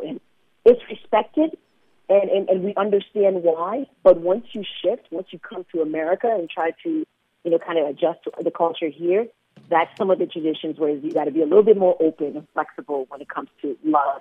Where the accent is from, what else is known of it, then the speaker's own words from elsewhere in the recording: Liberia; also born or lived in Portland, Oregon, United States; now in Chicago, United States; I was born in Liberia.